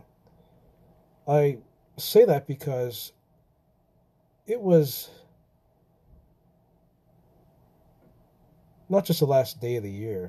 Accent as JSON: {"language": "English", "region": "Pennsylvania", "country": "United States", "said": "I come from Pennsylvania, and not far from really where the Amish are"}